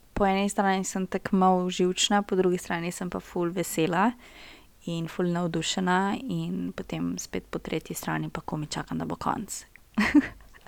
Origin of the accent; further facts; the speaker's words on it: Brežice, Lower Sava, Slovenia; moved away as an adult; now in Ljubljana, Slovenia; Prihajam iz Brežic, za vse tiste, ki ne veste, Brežice so Štajerska